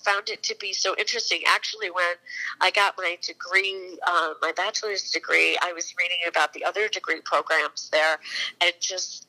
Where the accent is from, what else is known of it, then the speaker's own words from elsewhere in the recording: Mechanicville, New York, United States; also born or lived in Quonset Point, Rhode Island; my mom and dad moved back to Mechanicsville after he was done in the service